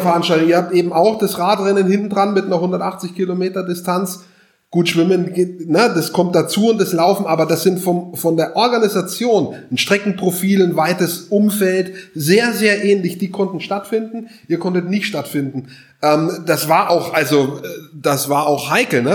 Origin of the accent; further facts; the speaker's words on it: Hof, Bavaria, Germany; meine Heimatstadt ist Hof